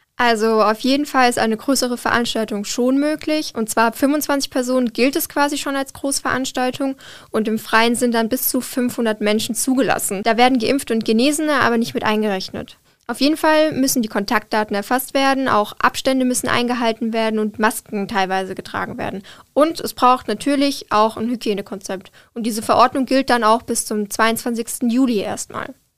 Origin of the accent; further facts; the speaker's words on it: Rhineland-Palatinate, Germany; now in Darmstadt, Germany; ich komme aus der Pfalz